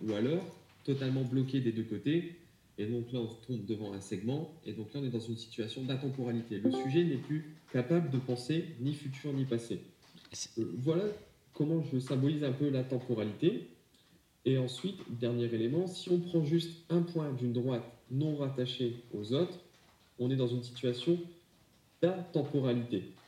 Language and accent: French; France; chez nous en France